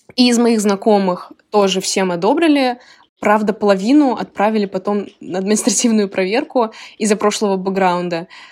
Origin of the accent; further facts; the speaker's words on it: Moscow, Russia; moved away as an adult; now in Illinois, United States; я из Москвы, из России, и сейчас я учусь в США